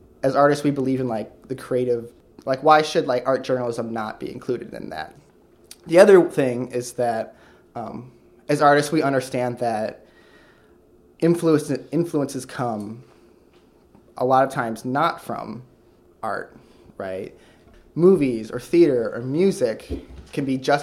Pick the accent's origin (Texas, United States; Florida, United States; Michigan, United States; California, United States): Michigan, United States; Sturgis; By the Midwest, I just mean a small town in Michigan. Like, what town? It's called Sturgis, Michigan.